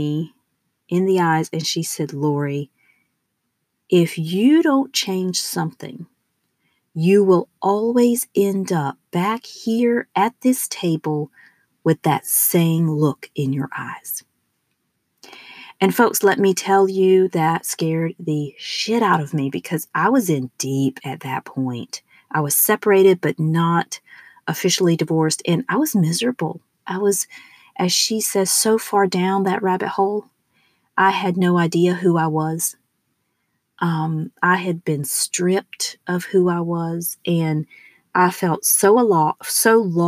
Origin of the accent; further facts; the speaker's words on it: the southern United States, United States; accent: southern; I am from the southern part of the United States. So, although I have rigorously tried to rid myself of my southern accent, it has stuck